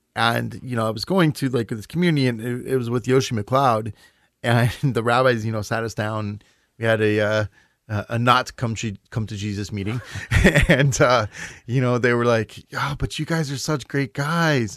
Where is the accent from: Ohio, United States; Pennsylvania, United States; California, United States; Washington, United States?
California, United States; Los Angeles; moved away; also born or lived in Midwest; I grew up in, you know, born and raised in Los Angeles. It was a huge culture shock for me to move to the Midwest